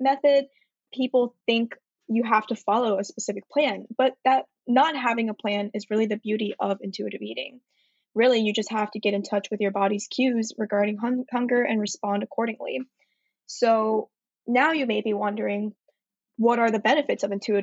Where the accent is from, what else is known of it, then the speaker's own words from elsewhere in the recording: Atlanta, Georgia, United States; moved away as an adult; also born or lived in Shanghai, China / Manhattan, New York; now in New York, United States; I'm currently residing in the East Village in Manhattan, but I'm originally from Atlanta